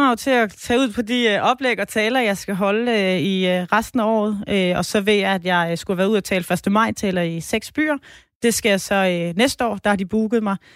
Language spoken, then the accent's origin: Danish; Southern Denmark, Denmark; så kan man tage til Sønderland, hvor jeg kommer fra, og så kunne man besøge øh, Ballum, Rømø og Højer.